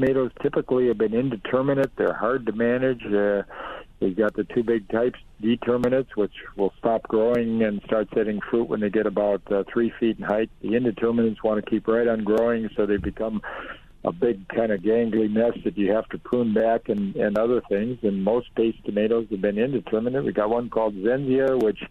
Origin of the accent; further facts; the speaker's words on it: Duluth, Minnesota, United States; I was from Duluth, and we have trouble ripening tomatoes